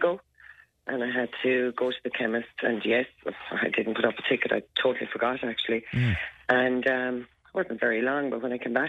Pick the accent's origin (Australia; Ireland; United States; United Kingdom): Ireland; County Waterford, Munster; I'm from County Waterford.